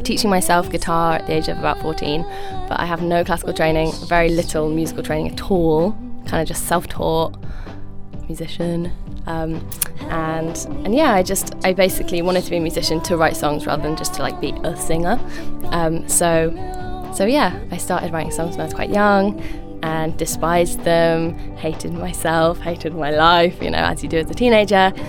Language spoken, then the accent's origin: English; London, United Kingdom; I grew up in London.